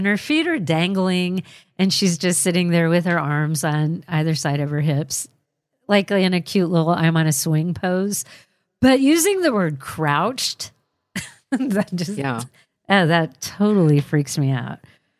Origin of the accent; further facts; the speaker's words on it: Mesa, Arizona, United States; I grew up in Mesa, Arizona. From what I can recall, everywhere that I've lived, I've always experienced something.